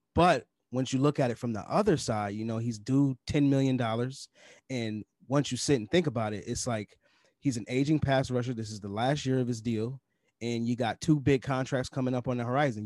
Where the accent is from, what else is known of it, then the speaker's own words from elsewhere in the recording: New York, United States; Up in the north, up in New York, we call it pop